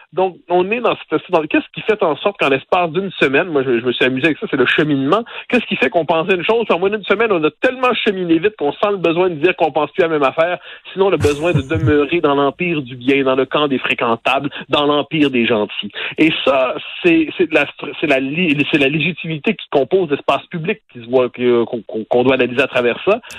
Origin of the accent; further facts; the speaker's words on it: Quebec, Canada; je suis québécois